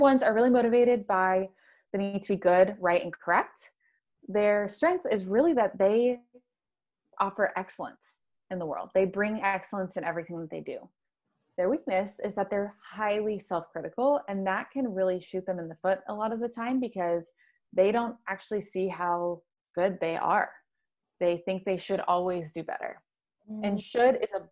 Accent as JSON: {"language": "English", "region": "the Bible Belt in the South", "country": "United States", "tie": "born or raised there", "said": "I grew up in the Bible Belt in the South"}